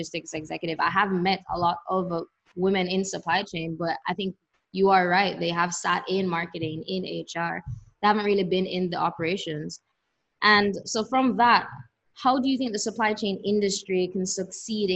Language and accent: English; Kingston, Jamaica; I grew up in Jamaica, in Kingston